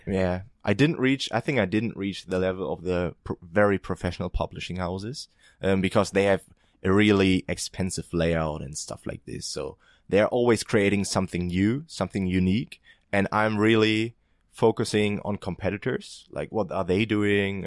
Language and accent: English; eastern Germany, Germany; moved away as an adult; also born or lived in Ireland; I'm from Eastern Germany, so we don't have that high wage level